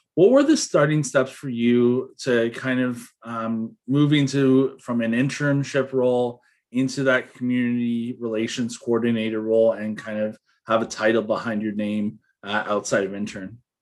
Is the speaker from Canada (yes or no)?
yes; Toronto, Ontario, Canada; I grew up in Toronto